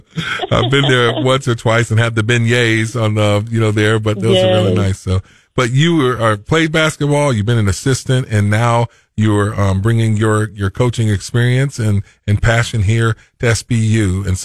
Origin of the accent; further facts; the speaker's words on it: Macomb, Illinois, United States; now in Springfield, United States; I grew up around Macomb, Illinois, and here in Springfield at Evangel.